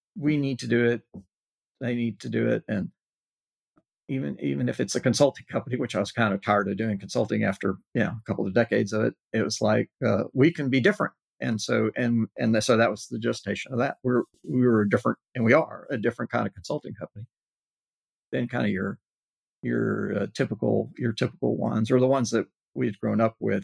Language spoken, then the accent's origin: English; Corpus Christi, Texas, United States; I was in uh, South Texas, Corpus Christi, which is not that large a, a city